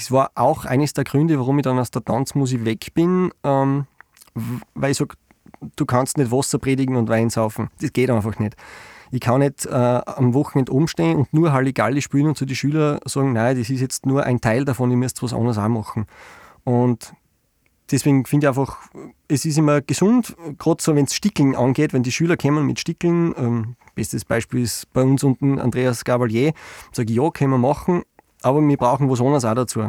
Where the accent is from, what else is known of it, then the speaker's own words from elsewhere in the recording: Styria, Austria; bei uns in der Steiermark